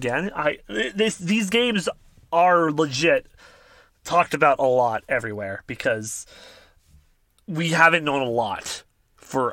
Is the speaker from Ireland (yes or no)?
no; Canada; I'm Canadian